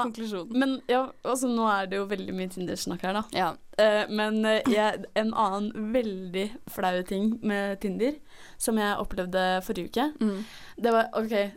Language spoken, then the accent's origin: Norwegian; Oslo, Norway